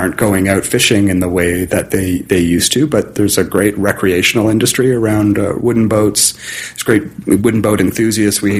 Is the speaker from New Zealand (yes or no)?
no; Southern Ontario, Canada; moved away; I grew up in Southern Ontario